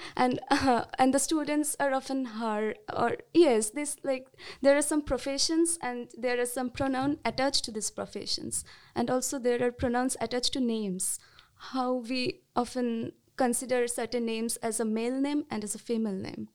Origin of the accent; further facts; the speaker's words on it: West Bengal, India; I'm from West Bengal, India, and I'm currently doing my masters in Savitribai Phule, Pune University